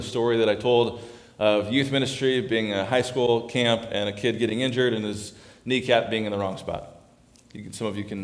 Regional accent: Arizona, United States; I grew up in Arizona

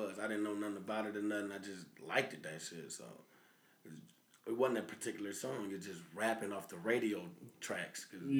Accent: Peoria, Illinois, United States; also born or lived in Harrison; He from Chicago. I'm from Peoria.

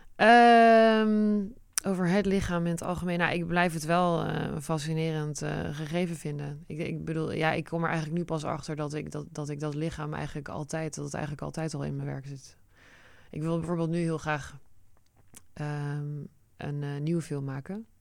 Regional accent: Netherlands; Dutch is a second language; also born or lived in United States; En toen zijn we naar Nederland geëmigreerd

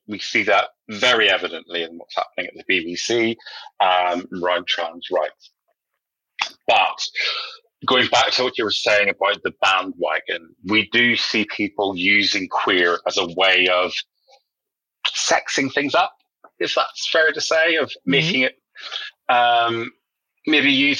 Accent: Northern Ireland, United Kingdom; now in London, United Kingdom; growing up in Northern Ireland is a very socially conservative place

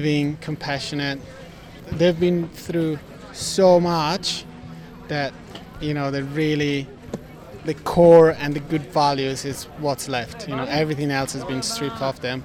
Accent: Italy; moved away as an adult; now in Byron Bay, Australia; I'm from Italy, but I've been living in Byron Bay for the last 6 years.

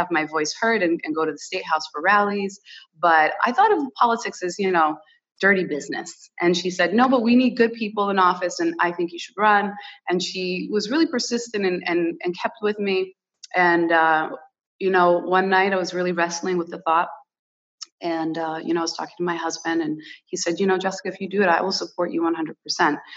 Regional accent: Rhode Island, United States; first language Portuguese; English is a second language; really great childhood surrounded by the Portuguese community, and I'm really blessed to say that you know, I was born in America, but my heritage, my Portuguese heritage, is so rich, and I'm so proud of it.

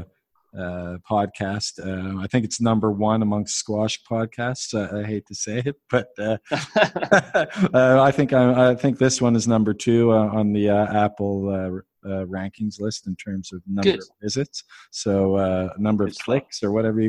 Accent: Halifax, Nova Scotia, Canada; I'm from Halifax, by the way, in Nova Scotia

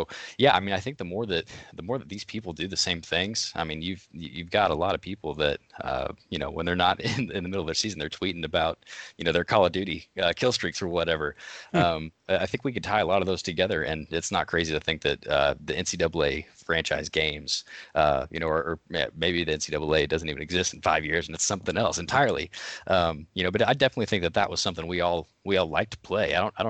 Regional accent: Illinois, United States; But I'm from Illinois originally.

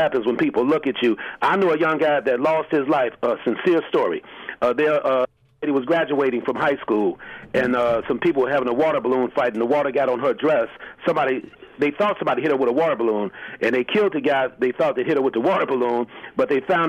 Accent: Chicago, Illinois, United States; When I was like 16, 17, I grew up in the Henry Horner Projects on the west side of Chicago.

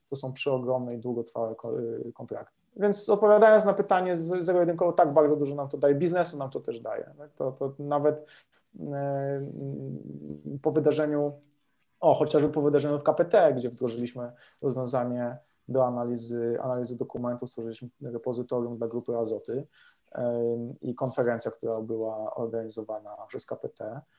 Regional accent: Lesser Poland, Poland; Jeszcze jak jesteśmy z Małopolski, to, to, to, to, to się, no, no nie dało się inaczej

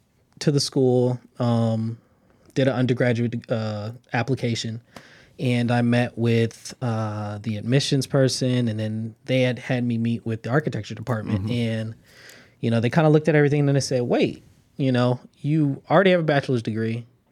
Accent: Los Angeles, California, United States; now in Inglewood, United States; Born and raised in Los Angeles, California. Live in Inglewood now.

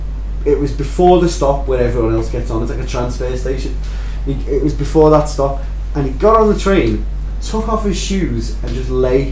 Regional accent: United Kingdom; Being British?

